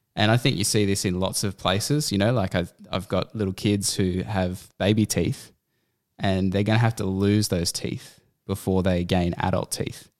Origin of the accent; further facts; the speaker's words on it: Canberra, Australian Capital Territory, Australia; moved away as an adult; also born or lived in Central Coast; we had both grown up in Canberra